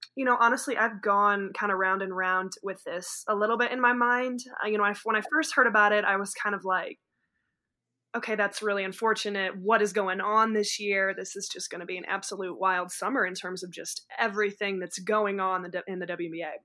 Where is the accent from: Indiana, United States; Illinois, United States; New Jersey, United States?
Illinois, United States; moved away; go back to Illinois and get honored in my hometown